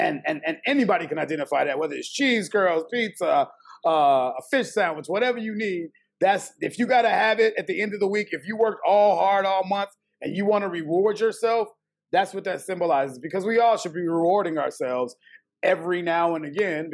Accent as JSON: {"language": "English", "town": "Chicago", "region": "Illinois", "country": "United States", "tie": "born or raised there", "said": "I'm from Chicago, born and bred"}